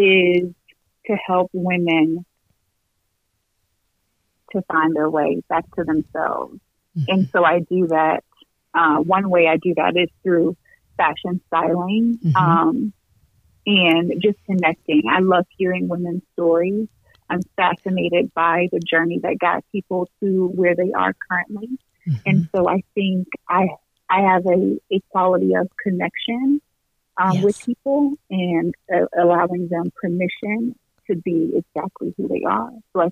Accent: New Jersey, United States; also born or lived in Atlanta; now in Peoria, United States; Yeah, I was born in New Jersey, and then I grew up, so I spent half of my life in New Jersey, half of my life in Atlanta, and I moved to Peoria

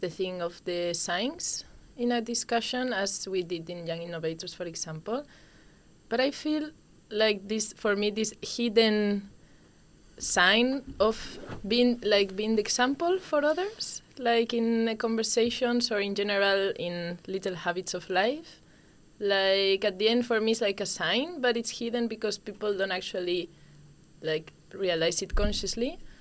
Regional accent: Spain; I come from Spain

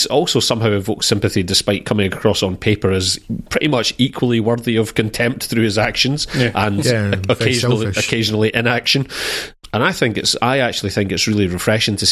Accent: United Kingdom; as a Brit

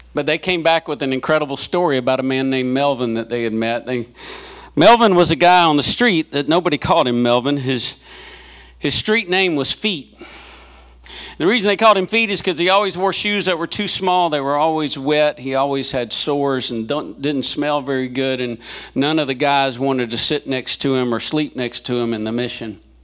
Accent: Selma, Alabama, United States; now in Memphis, United States; I was born in Selma, Alabama

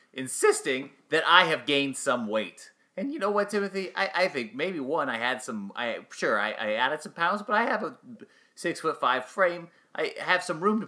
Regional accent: Kentucky, United States; I was born in Kentucky

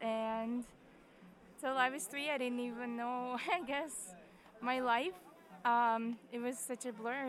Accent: Ukraine; moved away; I lived in a boarding school. I'm from another country. I'm from Ukraine

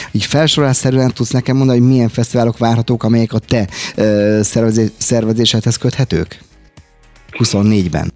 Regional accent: Budapest, Hungary; Én angyalföldi gyerek vagyok originálisan 1970 óta, ugye ott a Dagály és a környékén éltem az életet

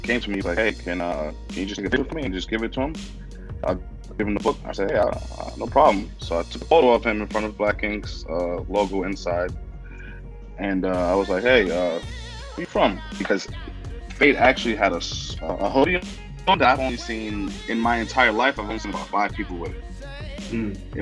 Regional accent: New York City, New York, United States; I'm from the Bronx, the Valley

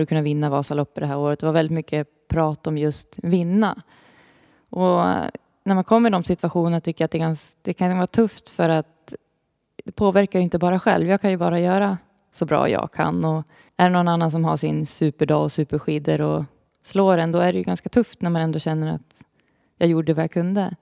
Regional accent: Uppsala, Uppsala County, Sweden; jag kommer ju från Uppsala

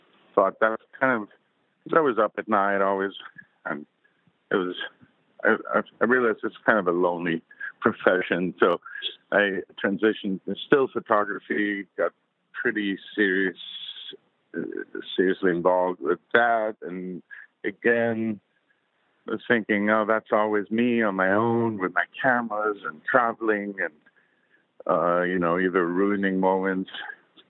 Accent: Munich, Bavaria, Germany; moved away; I grew up in Munich, so I was exposed also to the Germans

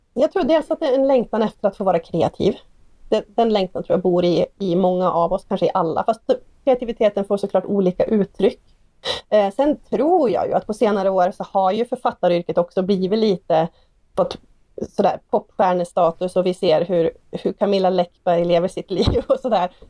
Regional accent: Hede, Jämtland, Sweden; min hemby Hede

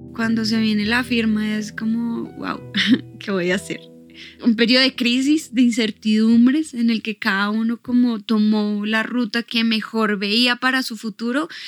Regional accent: Bogotá, Colombia; tengo 36 años y nací aquí en Bogotá

